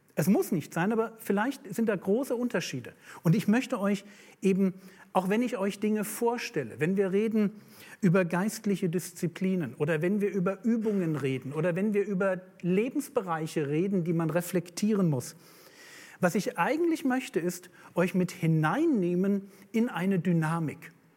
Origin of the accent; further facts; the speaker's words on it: Berlin, Germany; ich bin aus Berlin